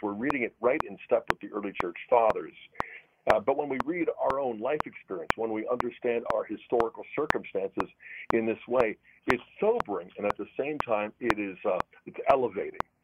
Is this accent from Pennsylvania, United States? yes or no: yes; Pittsburgh, Pennsylvania, United States; the paper I used to deliver when I was a preteen uh, growing up in Pittsburgh